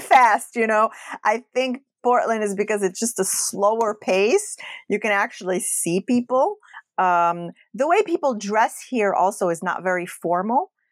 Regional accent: Casablanca, Casablanca-Settat, Morocco; moved away; I grew up in Morocco.

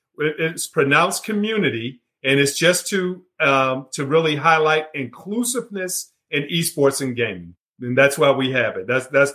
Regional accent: Washington, District of Columbia, United States; moved away as an adult; also born or lived in Texas / Atlanta, Georgia; now in Charlotte, United States; So I grew up in Washington, D.C., attended Howard University undergrad, University of Texas for my MBA.

